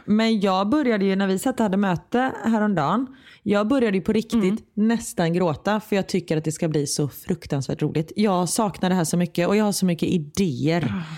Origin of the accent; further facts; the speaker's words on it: Sweden; moved away as an adult; Hemma i Sverige